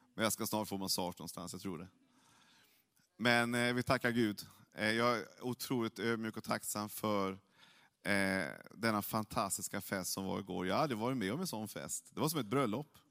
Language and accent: Swedish; Norrland, Sweden; jag är mycket märklig norrlänning